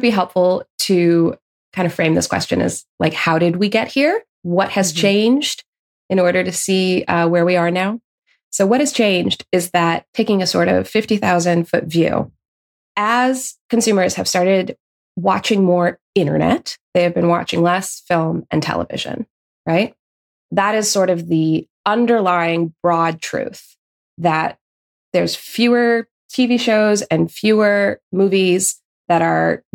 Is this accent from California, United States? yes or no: yes; Los Angeles, California, United States; I'm from Los Angeles. I grew up surrounded by the industry.